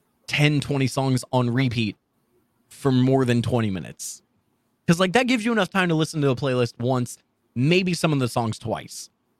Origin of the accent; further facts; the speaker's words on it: Midwest, United States; also born or lived in Florida, United States; In the Midwest.